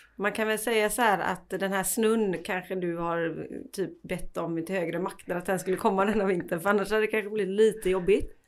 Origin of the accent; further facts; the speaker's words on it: Sweden; vi svenskar